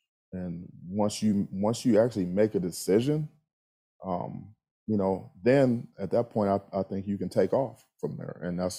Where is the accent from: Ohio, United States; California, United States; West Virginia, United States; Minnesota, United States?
Ohio, United States; I'm from Ohio.